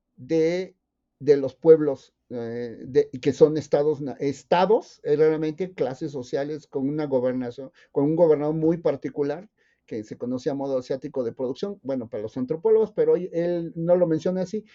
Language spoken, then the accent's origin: Spanish; Isthmus of Tehuantepec, Oaxaca, Mexico; moved away; soy, soy nativo, originario del istmo de Tehuantepec